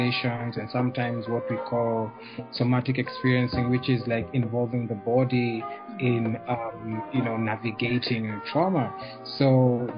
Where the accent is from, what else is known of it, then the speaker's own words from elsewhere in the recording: Nairobi, Kenya; I am born and raised in Nairobi, Kenya, the best place on earth